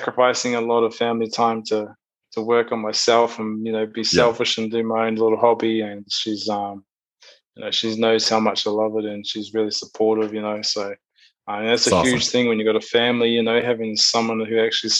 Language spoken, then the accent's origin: English; Rotorua, Bay of Plenty, New Zealand; moved away as an adult; also born or lived in Auckland, New Zealand; now in Perth, Australia; I'm originally from a place called Awaho in a small town called Rotorua. So like the middle of the North Island of New Zealand.